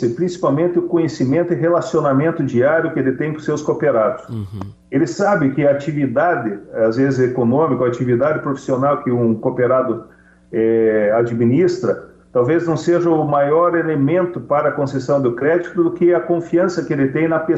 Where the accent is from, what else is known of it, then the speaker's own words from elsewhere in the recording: Paraná, Brazil; Eu enalteço como paranaense, como brasileiro, o grande papel dessas cooperativas.